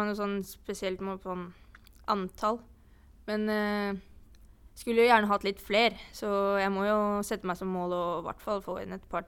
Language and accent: Norwegian; Eidsvoll, Akershus, Norway; moved away as an adult; also born or lived in Aurskog; now in Sogndal, Norway; Ja, eh, jeg kommer da fra Eidsvoll på Østlandet. Jeg eh, bodde faktisk mitt første år i Aurskog eh, før jeg flytta til Eidsvoll og bodde der siden.